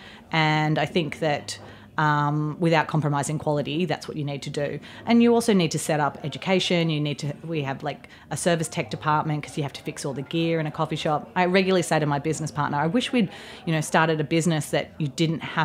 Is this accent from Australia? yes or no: yes; Australia; now in United States; Being Australian